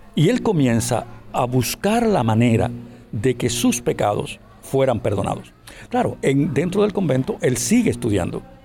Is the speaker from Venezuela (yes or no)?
no; Cuba; aquí en, mi país, en Cuba